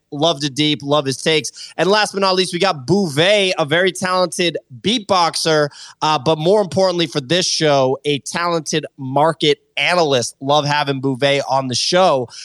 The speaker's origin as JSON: {"language": "English", "town": "Boston", "region": "Massachusetts", "country": "United States", "tie": "born or raised there", "moved": "as an adult", "lives_now": "Los Angeles, United States", "said": "I grew up in Boston"}